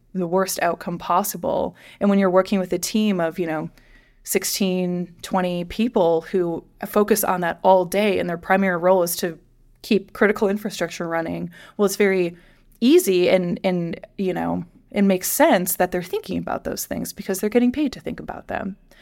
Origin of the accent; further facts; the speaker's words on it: Midwest, United States; I grew up in the Midwest.